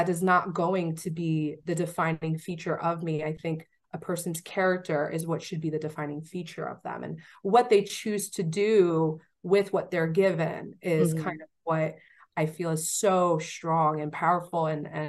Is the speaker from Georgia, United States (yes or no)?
no; New York, United States; I'm from New York. Don't play with me.